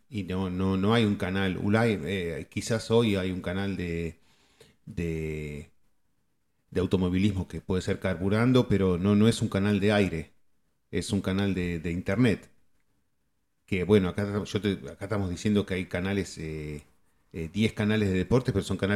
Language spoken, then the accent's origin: Spanish; Argentina; moved away; cuando nosotros nos fuimos de Argentina, el canal que era de deportes era TIC Sports.